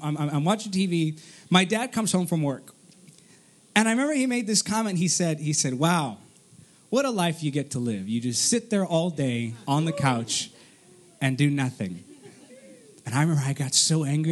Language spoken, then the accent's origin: English; Artesia, California, United States; also born or lived in Downey, California / Cerritos, California; I was born in Artesia and then I moved to Downey